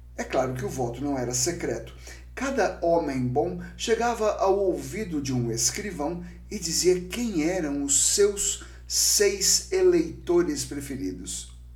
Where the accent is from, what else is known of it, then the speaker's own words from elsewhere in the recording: São Vicente, São Paulo, Brazil; São Vicente, cidade aqui de São Paulo, primeira cidade do Brasil e minha cidade natal